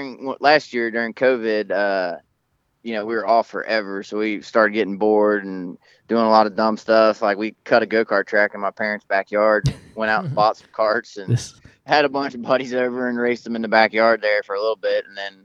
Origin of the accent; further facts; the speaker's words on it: Florence, Kentucky, United States; I grew up in Northern Kentucky here around Florence Speedway. My house is literally like 5 miles down the road.